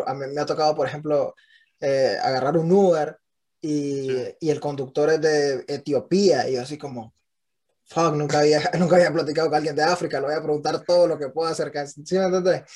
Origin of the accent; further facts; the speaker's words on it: Nicaragua; now in United States; un Nica en Estados Unidos